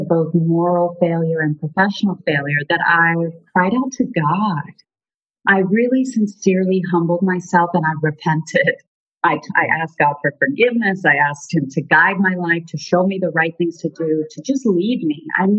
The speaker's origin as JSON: {"language": "English", "country": "South Africa", "moved": "yes", "lives_now": "United States", "said": "So I'm originally from South Africa, and our parents, I have two brothers and a sister, and our parents moved us here to pursue the American dream."}